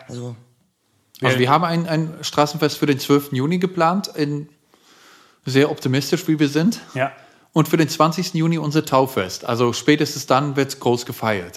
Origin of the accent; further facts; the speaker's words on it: Netherlands; German is a second language; moved away as an adult; now in Germany; in meiner eigenen Heimatstadt in den Niederlanden